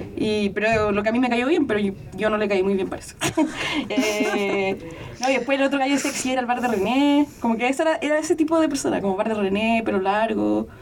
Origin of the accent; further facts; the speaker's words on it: Chile; soy de Chile